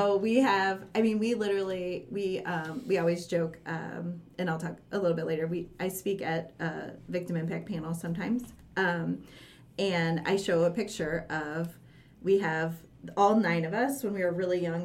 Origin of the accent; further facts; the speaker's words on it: St. Louis, Missouri, United States; I grew up in a big family. Um, we're from St. Louis, North County.